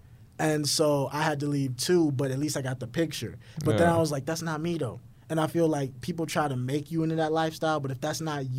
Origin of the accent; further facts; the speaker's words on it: Houston, Texas, United States; Yeah, I'm from Houston.